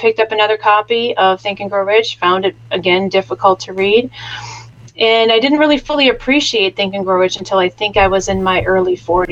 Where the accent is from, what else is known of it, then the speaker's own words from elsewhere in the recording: Chicago, Illinois, United States; I was raised in the Midwest in the southern Chicago area